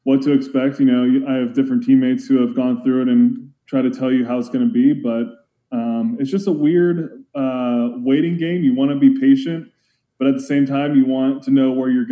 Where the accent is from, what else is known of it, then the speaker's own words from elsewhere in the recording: Pittsburgh, Pennsylvania, United States; I was born in Pittsburgh